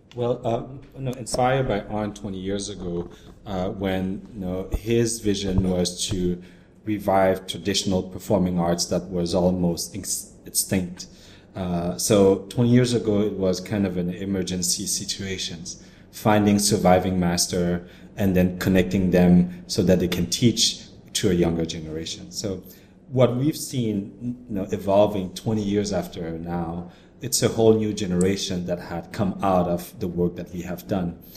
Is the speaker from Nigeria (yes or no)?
no; Cambodia; moved away; also born or lived in Canada; we are Cambodian who had been abroad, and I, have been in Canada, and I was born in Cambodia